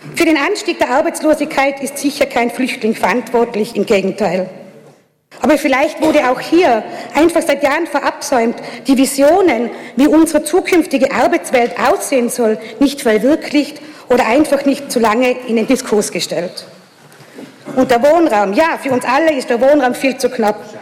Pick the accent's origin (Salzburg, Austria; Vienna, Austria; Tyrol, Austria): Tyrol, Austria; Innsbruck; in meiner Heimatstadt